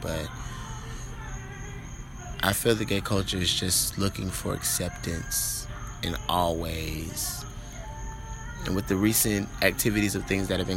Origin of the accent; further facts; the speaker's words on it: Orlando, Florida, United States; I'm from Orlando, Florida